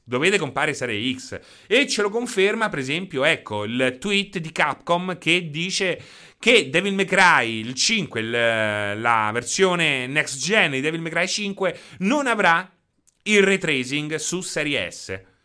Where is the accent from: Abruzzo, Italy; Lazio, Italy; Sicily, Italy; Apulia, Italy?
Abruzzo, Italy; Chieti; sono di Chieti